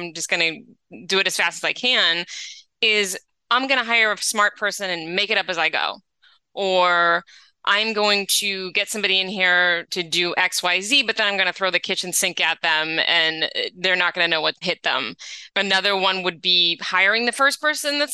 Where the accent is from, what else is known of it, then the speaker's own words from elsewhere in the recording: New England, United States; now in Los Angeles, United States; I grew up in New England, so the fall, I miss it when I'm in LA.